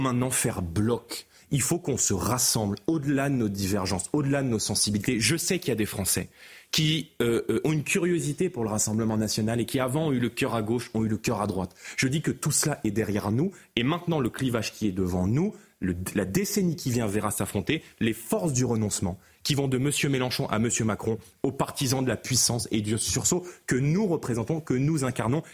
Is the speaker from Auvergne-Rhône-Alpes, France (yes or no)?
no; Seine-Saint-Denis, Île-de-France, France; j'ai grandi en Seine-Saint-Denis